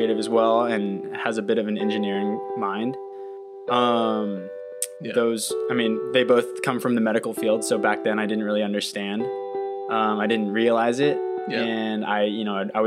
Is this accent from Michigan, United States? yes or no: no; Irvine, California, United States; moved away as an adult; also born or lived in Cincinnati; I grew up in Orange County, California, more specifically Irvine